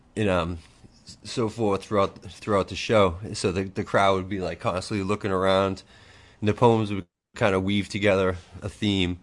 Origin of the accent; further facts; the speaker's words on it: Boston, Massachusetts, United States; I'm from the Boston area